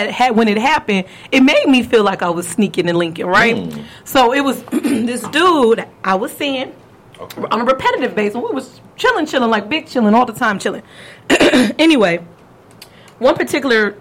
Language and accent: English; California, United States; I'm from California